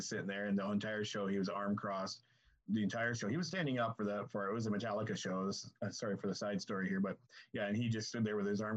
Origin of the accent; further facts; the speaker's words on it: Canada